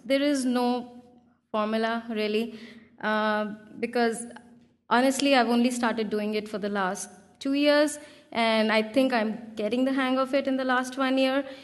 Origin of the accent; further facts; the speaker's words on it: India; English is a second language; I come from India